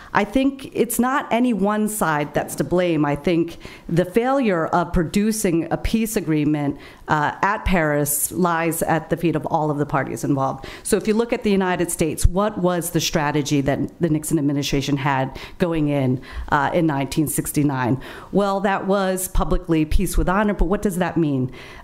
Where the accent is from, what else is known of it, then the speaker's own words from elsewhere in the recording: Southern Vietnam, Vietnam; moved away; I was born in the Republic of Vietnam, hail from the South.